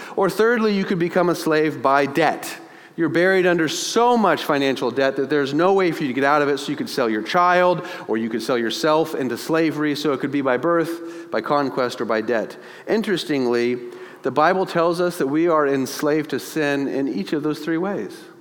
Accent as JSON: {"language": "English", "country": "United States", "said": "We are in America"}